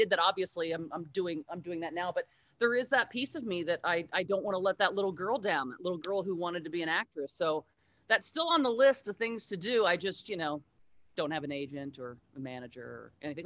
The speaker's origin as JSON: {"language": "English", "region": "Southern Indiana", "country": "United States", "tie": "born or raised there", "also_born_or_lived": "Cincinnati, Ohio", "moved": "as an adult", "lives_now": "Los Angeles, United States", "said": "I grew up in Southern Indiana"}